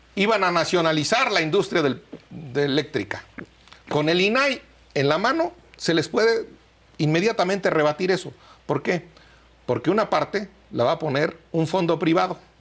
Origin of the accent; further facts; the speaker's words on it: Michoacán, Mexico; yo soy de Michoacán